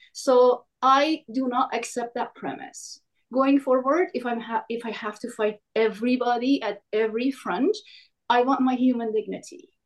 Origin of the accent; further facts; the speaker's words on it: Iran; moved away; I come from Iran